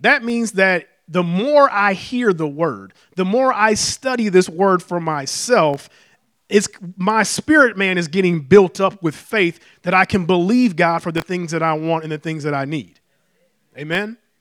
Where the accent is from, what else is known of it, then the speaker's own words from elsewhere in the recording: Detroit, Michigan, United States; moved away as an adult; I was born and raised in Detroit, uh, all my life and planned on staying there